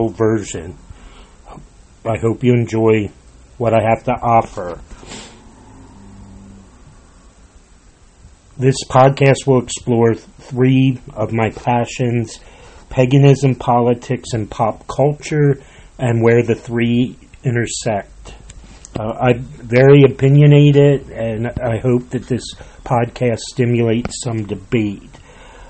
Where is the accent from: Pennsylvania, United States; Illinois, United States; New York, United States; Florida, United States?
Pennsylvania, United States; Lancaster County; I was born in Lancaster County, Pennsylvania